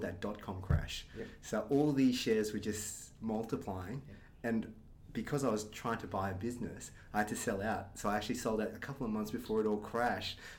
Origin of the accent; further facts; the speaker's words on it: Brisbane, Queensland, Australia; I was born here in Brisbane. My parents were from Malaysia, so they actually came over as students when they were at university. They lived in Melbourne and decided to eventually reside in Brisbane. So grew up on the north side, went to Nudgee College